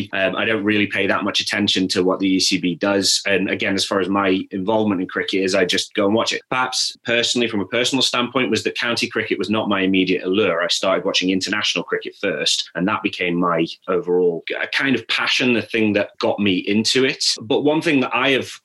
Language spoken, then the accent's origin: English; Stoke-on-Trent, West Midlands, United Kingdom; I grew up in North Staffordshire.